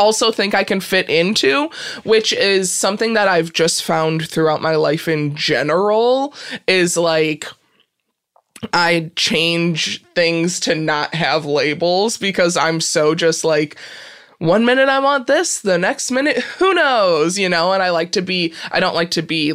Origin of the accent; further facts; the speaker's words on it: Peru, Illinois, United States; Peru, Illinois